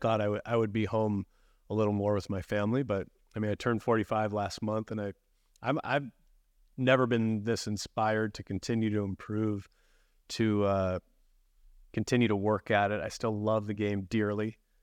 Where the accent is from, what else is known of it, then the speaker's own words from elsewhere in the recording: Chicago, Illinois, United States; moved away as an adult; as a kid growing up in the Chicagoland area